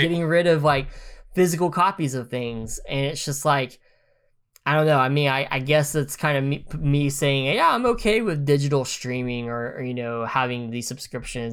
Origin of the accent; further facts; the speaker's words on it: United States; as an American